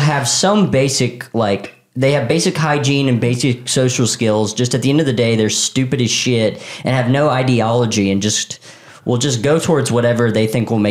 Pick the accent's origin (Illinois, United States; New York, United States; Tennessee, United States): Tennessee, United States; we're from Tennessee.